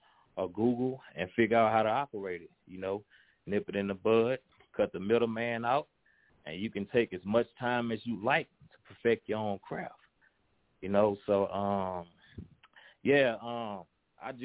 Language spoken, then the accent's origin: English; Baton Rouge, Louisiana, United States; I'm from Baton Rouge, Louisiana